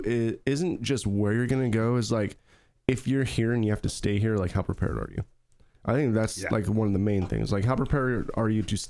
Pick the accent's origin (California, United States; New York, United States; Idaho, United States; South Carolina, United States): Idaho, United States; moved away; Mary and I, we are from Idaho